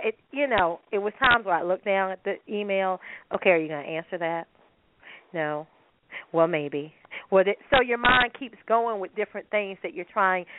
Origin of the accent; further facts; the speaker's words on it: United States; as a American